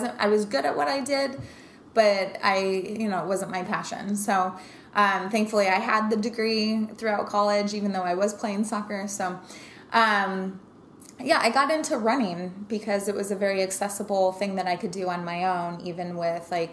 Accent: Denver, Colorado, United States; now in New York, United States; I grew up in Denver, Colorado

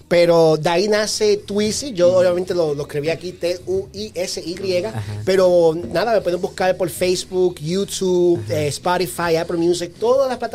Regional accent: Moca, Puerto Rico; also born or lived in United States; nací en Estados Unidos, pero viví muchos años en Puerto Rico. Soy boricua, padre puertorriqueño, un pueblo muy pequeño que se llama Moca, Moca, Puerto Rico.

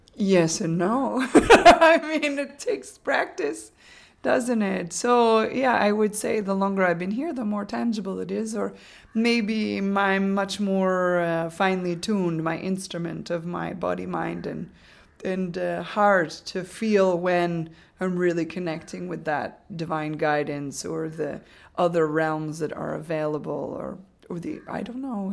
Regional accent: United States; moved away as an adult; now in Arambol, India; coming from the United States. That uh, I have a certain way of speaking English

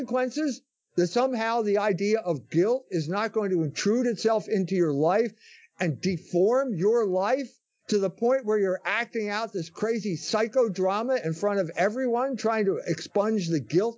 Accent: Philadelphia, Pennsylvania, United States; I come from Philadelphia.

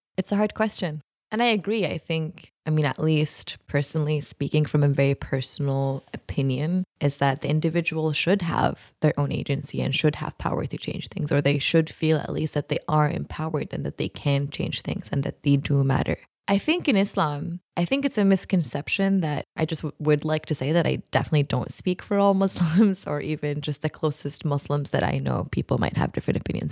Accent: Jordan; also born or lived in Utah; I was born and raised in Jordan

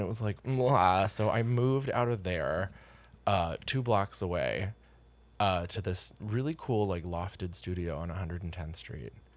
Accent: Pennsylvania, United States; moved away as an adult; now in New York City, United States; I am from Pennsylvania

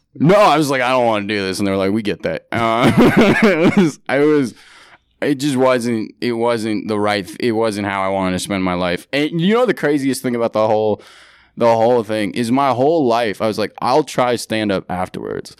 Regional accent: San Francisco, California, United States; moved away as an adult; also born or lived in San Diego; now in New York, United States; born and raised in San Francisco

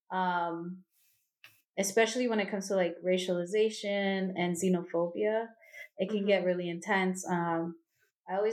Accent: Northern Virginia, United States; I was born um, here in Virginia, and I grew up in Northern Virginia. It's a very Central American area. Um, the majority of people who are Latinx are Central American. So I was raised around

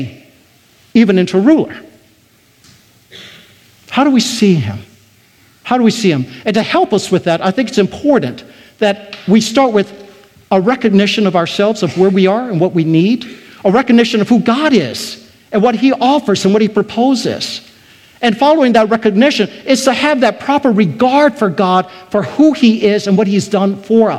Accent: Taiwan; moved away; I was born in Taiwan. I was surrounded by Buddhism.

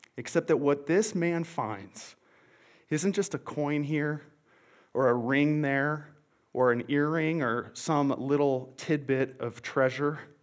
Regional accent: Montana, United States; now in Longmont, United States; I'm originally from Montana

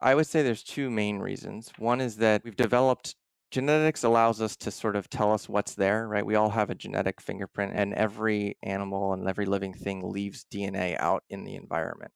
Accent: outside of Philadelphia, Pennsylvania, United States; moved away as an adult; also born or lived in Vermont / Washington; I grew up outside of Philadelphia, pretty urban en-, environment

